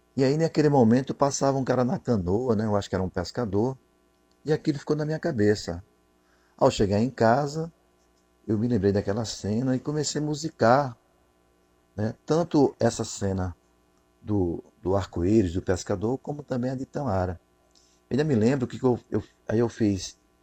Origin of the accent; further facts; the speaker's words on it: João Pessoa, Paraíba, Brazil; also born or lived in Cabedelo; eu nasci em Miramar, com 12 meses fui morar em Cabedelo. Eu morei em Cabedelo até 8 anos de idade dos anos 70, eu volto para João Pessoa